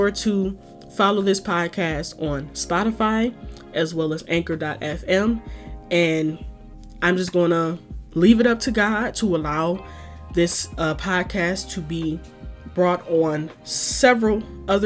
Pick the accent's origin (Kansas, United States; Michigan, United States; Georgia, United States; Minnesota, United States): Michigan, United States; Detroit; moved away as an adult; now in Chicago, United States; born and raised in Detroit, lived in the Midwest my whole life.